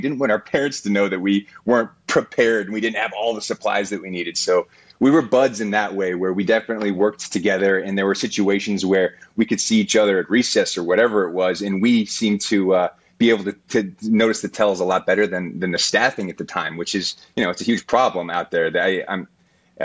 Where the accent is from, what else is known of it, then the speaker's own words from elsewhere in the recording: Colorado, United States; when we were kids growing up in Colorado